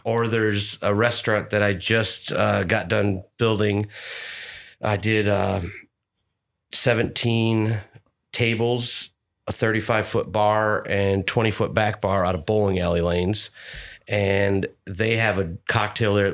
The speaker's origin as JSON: {"language": "English", "town": "Birch Run", "region": "Michigan", "country": "United States", "tie": "born or raised there", "moved": "as an adult", "lives_now": "Louisville, United States", "said": "I grew up in Birch Run, Michigan, which is an hour and a half north of Detroit"}